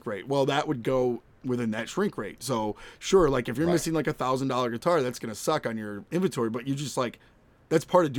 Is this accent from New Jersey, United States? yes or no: no; New York, United States; I'm from New York